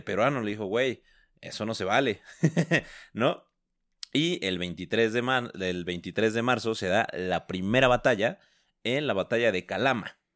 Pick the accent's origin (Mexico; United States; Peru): Mexico; como somos mexicanos